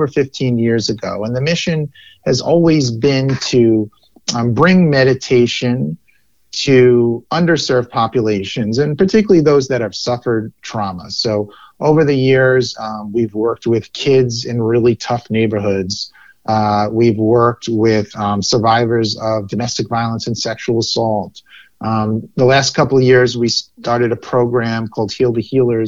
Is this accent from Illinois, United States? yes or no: no; New York City, New York, United States; I am a lifelong New Yorker, born in Brooklyn, still live in New York City